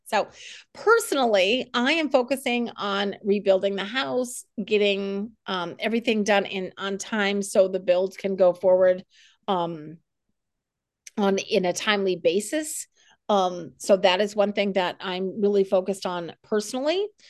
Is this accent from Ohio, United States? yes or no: no; South Dakota, United States; also born or lived in New England; now in Fredericksburg, United States; I was born and raised in South Dakota and then moved to New England